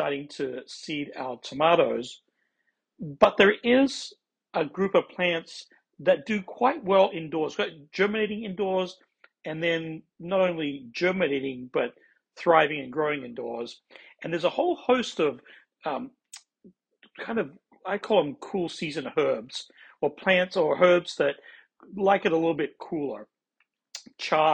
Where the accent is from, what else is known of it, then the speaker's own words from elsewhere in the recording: Australia; also born or lived in Midwest, United States; now in United States; I'm originally from Australia